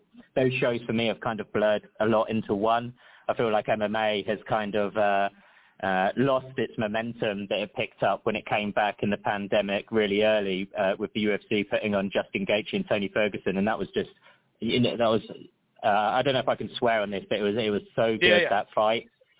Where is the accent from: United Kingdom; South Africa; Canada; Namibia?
United Kingdom; London; now in Las Vegas, United States; I moved here January the 31st, and knowing that I was coming in from London, England, everyone was always warning me about